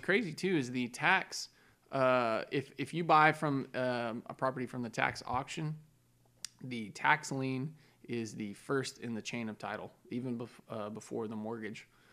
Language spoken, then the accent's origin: English; Texas, United States; I'm a Texan. I wanna stay in Texas.